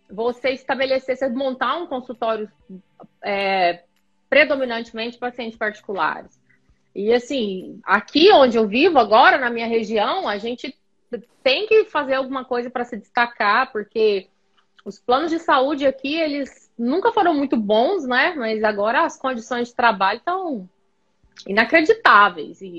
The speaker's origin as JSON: {"language": "Portuguese", "region": "Goiás", "country": "Brazil", "also_born_or_lived": "Goiânia", "said": "Então, eu sou do interior de Goiás, né, da cidade de Goiás, patrimônio histórico da humanidade pela Unesco. Conheçam a cidade de Goiás. E aí eu vim para Goiânia no final do ensino médio para poder prestar vestibular, estudar, fazer faculdade."}